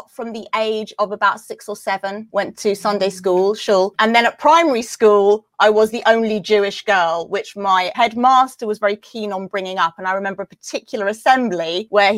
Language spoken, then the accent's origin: English; London, United Kingdom; I grew up in South London